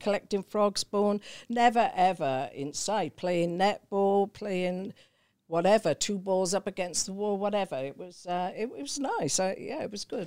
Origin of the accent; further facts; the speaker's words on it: Newbridge, Wales, United Kingdom; moved away; I was born in South Wales in a Welsh mining valley, uh, called Newbridge